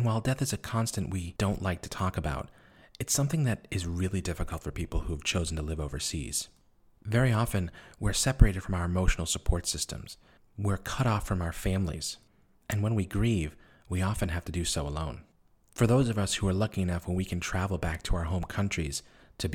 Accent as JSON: {"language": "English", "town": "Boston", "region": "Massachusetts", "country": "United States", "moved": "as an adult", "lives_now": "Beijing, China", "said": "I always identify as someone from Boston. I'm a Bostonian"}